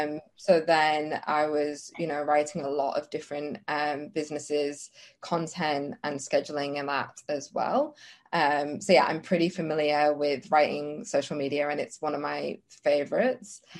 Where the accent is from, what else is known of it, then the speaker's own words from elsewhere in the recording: England, United Kingdom; moved away as an adult; now in Australia; I'm from England